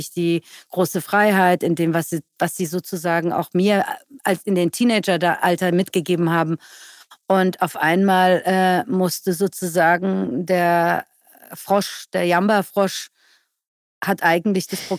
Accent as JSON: {"language": "German", "country": "Iran", "lives_now": "Germany", "said": "Ich würde sagen, mein Ursprung ist der Iran, aber meine Heimat, in der ich lebe, ist Deutschland."}